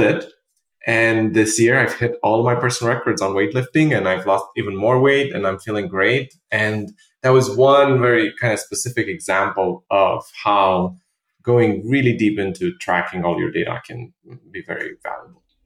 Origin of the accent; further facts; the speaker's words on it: Romania; also born or lived in London; now in New York, United States; I'm originally from Romania, and I lived in London for many years uh, with my previous startup, and then I moved to to New York in 2016